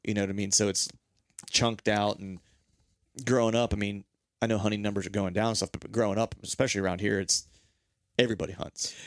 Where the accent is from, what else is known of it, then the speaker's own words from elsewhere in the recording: Pennsylvania, United States; also born or lived in Orlando; in my life growing up in Pennsylvania